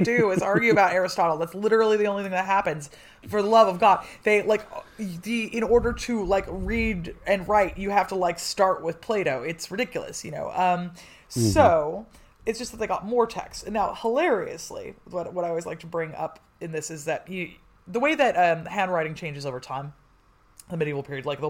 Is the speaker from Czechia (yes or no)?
yes; Czechia; as a Czech